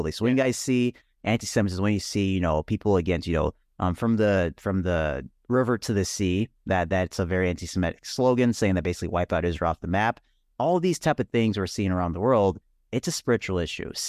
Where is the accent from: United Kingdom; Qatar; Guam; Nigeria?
Nigeria; born there; I was born in Nigeria.